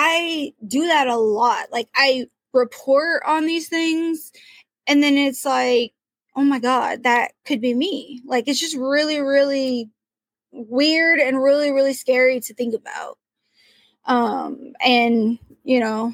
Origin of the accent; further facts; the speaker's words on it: Portland, Oregon, United States; I'm from Portland, Oregon